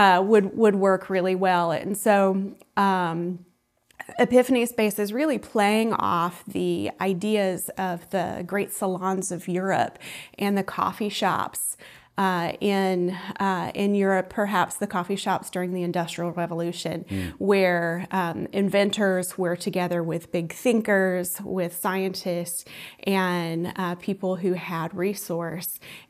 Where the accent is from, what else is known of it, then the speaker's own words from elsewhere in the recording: Columbus, Georgia, United States; also born or lived in New York / Los Angeles; Well, as I mentioned, I am from Columbus, Georgia, so my family is here.